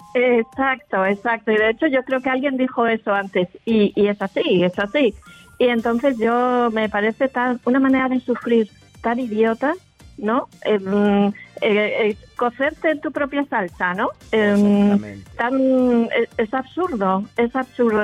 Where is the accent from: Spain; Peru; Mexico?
Spain; Madrid, Community of Madrid; accent: Spanish; now in Andalusia, Spain; yo soy de Madrid